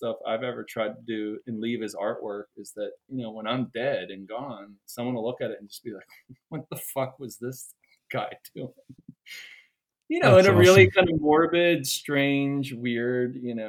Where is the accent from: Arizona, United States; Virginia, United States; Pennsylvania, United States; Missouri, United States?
Pennsylvania, United States; Pittsburgh; I was raised in Pittsburgh with my brother in suburban Pittsburgh